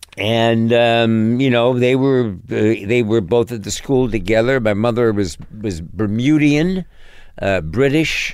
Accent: New York City, New York, United States; also born or lived in Connecticut / Hollywood; I grew up in New York City

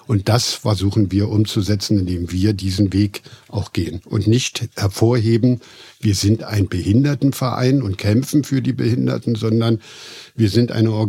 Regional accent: East Germany, Germany; Ich bin im Osten aufgewachsen und da gab es nur die deutsch-sowjetische Freundschaft, hieß ja. es früher.

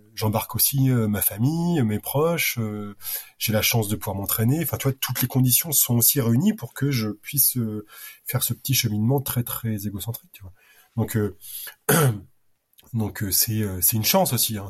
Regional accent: Normandy, France; je suis normand

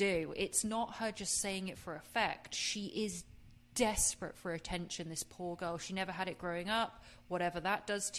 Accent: England, United Kingdom; I'm from England.

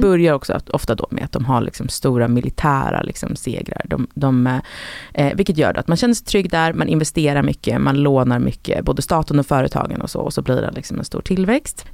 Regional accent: Sweden; som svensk

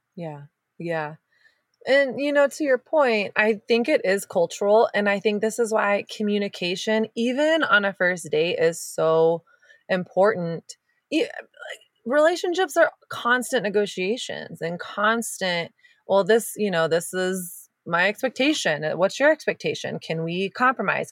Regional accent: the South, United States; moved away as an adult; now in California, United States; I grew up in the South, and there's, there's not much in me that's Southern.

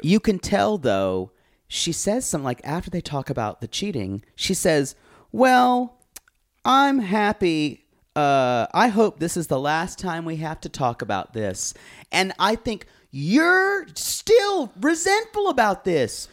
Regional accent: the South, Southern United States, United States; the Southern culture that I was raised

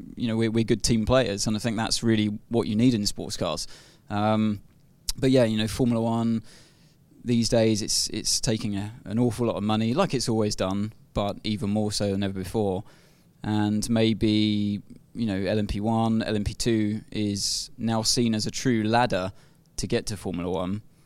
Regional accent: United Kingdom; being a Brit myself

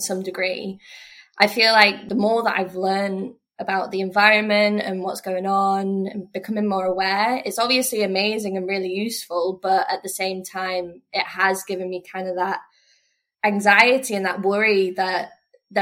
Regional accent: North Wales, United Kingdom; moved away as an adult; also born or lived in Glasgow, Scotland; now in Oban, United Kingdom; I grew up in North Wales

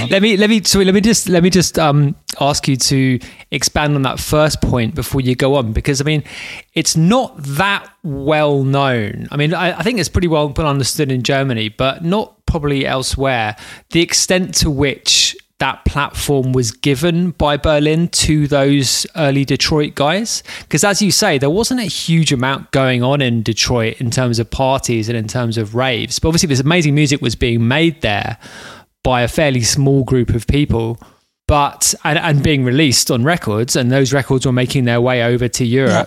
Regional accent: London, United Kingdom; I'm from London

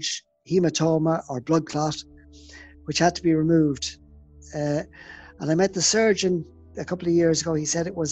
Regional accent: Ireland; it was very, very foggy in my hometown

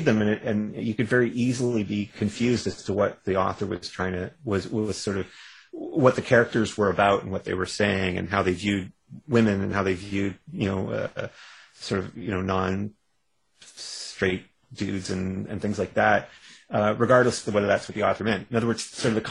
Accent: Canada; I'm a Canadian

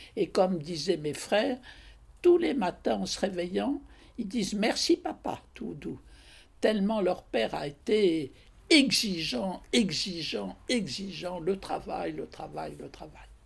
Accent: Paris, Île-de-France, France; also born or lived in Angers; je suis née le 20 janvier 1923 à Paris

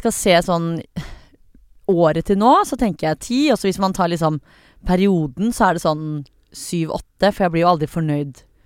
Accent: Norway; jeg er norsk

